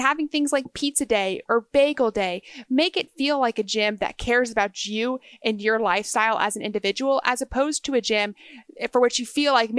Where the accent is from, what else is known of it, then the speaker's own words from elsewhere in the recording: Texas, United States; the only recurring travel I have in the United States is back to where I grew up in Texas.